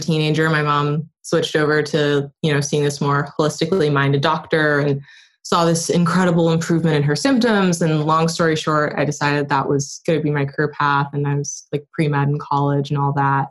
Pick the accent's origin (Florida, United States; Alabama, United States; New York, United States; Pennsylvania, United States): New York, United States; upstate; I grew up in upstate New York